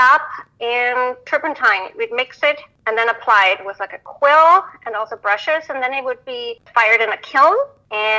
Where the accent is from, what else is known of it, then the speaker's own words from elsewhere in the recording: Tyrol, Austria; moved away; I was born in Austria, raised in the Alps, and it was a wonderful, idyllic childhood.